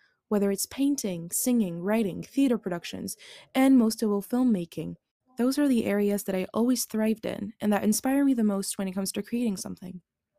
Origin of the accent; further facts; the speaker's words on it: Neuilly-sur-Seine, Île-de-France, France; born there; I was born in Neuilly-sur-Seine, a town in the west of Paris, from an Algerian father and a Franco-Algerian mother. So maybe you guessed it, but I am very Algerian.